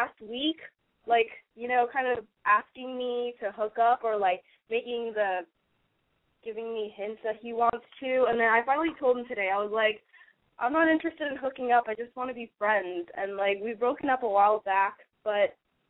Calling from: California, United States; I'm from California. I'm 20.

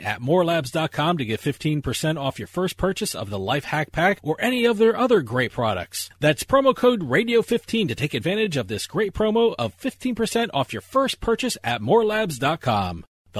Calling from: New Jersey, United States; I'm calling from New Jersey. So as a resident of New Jersey

